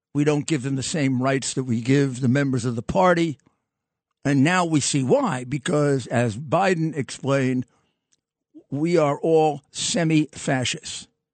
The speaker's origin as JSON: {"language": "English", "town": "New York City", "region": "New York", "country": "United States"}